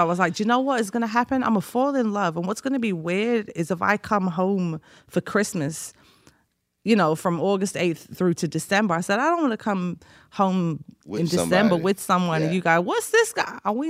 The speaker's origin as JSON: {"language": "English", "town": "Liverpool", "region": "North West England", "country": "United Kingdom", "said": "and well, I'm from Liverpool, so Liverpool LFC."}